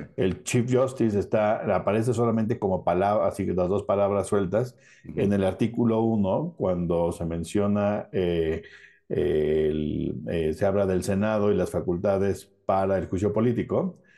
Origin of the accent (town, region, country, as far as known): Mexico